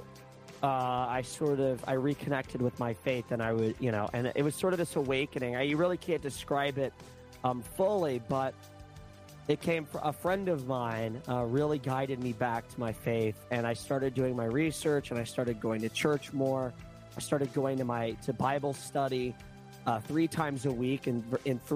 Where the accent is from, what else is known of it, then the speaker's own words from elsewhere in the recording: Southeast, United States; I grew up in the southeast for the most part